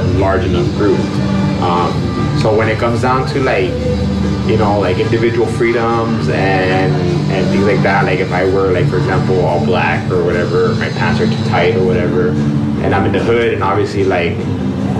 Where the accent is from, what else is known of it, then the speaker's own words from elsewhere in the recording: Los Angeles, California, United States; I grew up in South Central LA, like, in Watts